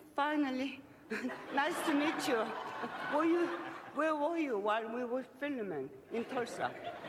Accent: South Korea; As you know, I'm from Korea

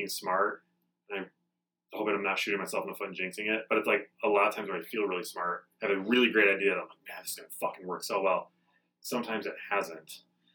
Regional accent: Midwest, United States; now in Denver, United States; I'm from the Midwest

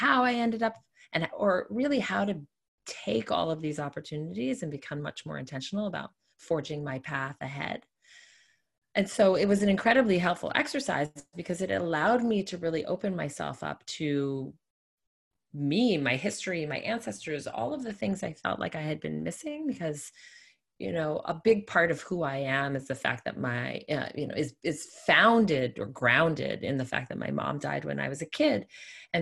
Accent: New York City, New York, United States; moved away as an adult; also born or lived in North Carolina; growing up in New York City

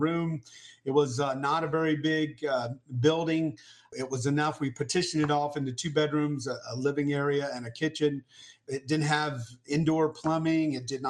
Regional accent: Tampa, Florida, United States; I was born in Florida to a teenage mom and to a dad that was in prison

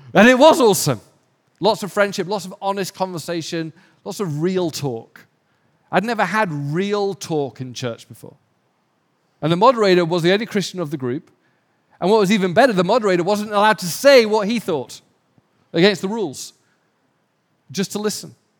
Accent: England, United Kingdom; now in Los Angeles, United States; because I'm English

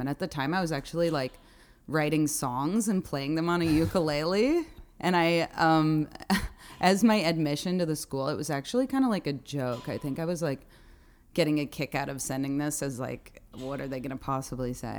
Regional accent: Evanston, Illinois, United States; moved away as an adult; also born or lived in Chicago; now in New York City, United States; I grew up in Evanston, Illinois

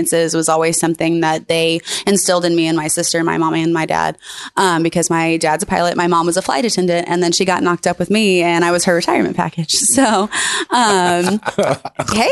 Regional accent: Memphis, Tennessee, United States; moved away as an adult; also born or lived in Alabama / New York / Los Angeles; I did grow up here in Memphis. I was here until I was 18, and then I moved quite a bit.

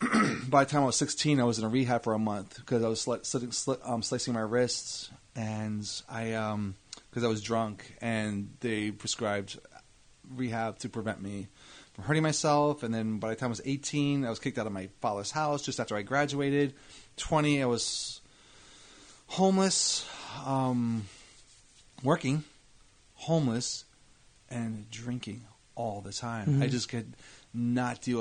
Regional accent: Edison, New Jersey, United States; also born or lived in Scotch Plains; I was in Scotch Plains until I was six. My family moved to Edison. So from when I was seven until 18

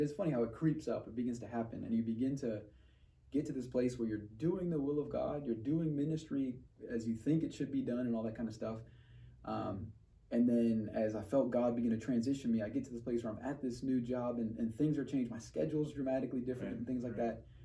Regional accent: New York, United States; moved away as an adult; I'm originally from New York, eight and a half million people.

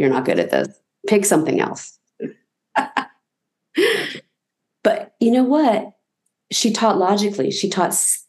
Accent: Newport News, Virginia, United States; growing up in the South. Let's have a healthy mix of people to learn from and to share with, and Newport News was cool that way.

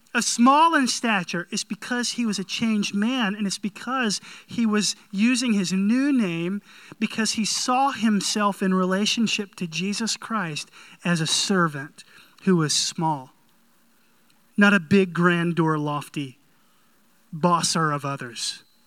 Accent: North Carolina, United States; I grew up in North Carolina

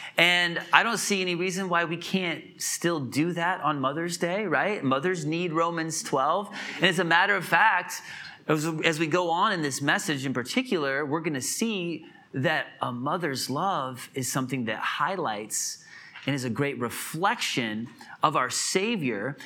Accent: Illinois, United States; moved away as an adult; also born or lived in Wisconsin / Atlanta, Georgia / Hartford, Connecticut; now in South Carolina, United States; I grew up in Illinois, for the most part

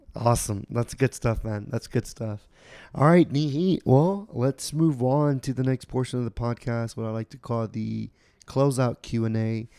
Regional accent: Houston, Texas, United States; now in Austin, United States; I grew up two, three hours away from here. I'm from Houston.

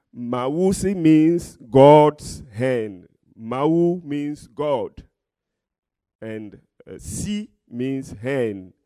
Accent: Togo; I'm from Togo, West Africa

